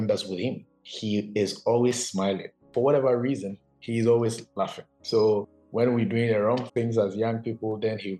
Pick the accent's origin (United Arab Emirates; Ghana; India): Ghana; Koforidua, Eastern Region; moved away as an adult; also born or lived in China; I grew up in Koforidua.